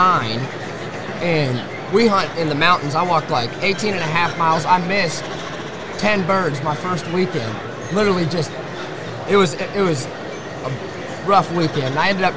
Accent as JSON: {"language": "English", "region": "Washington", "country": "United States", "said": "I'm from Center, Washington. So, long ways from the south."}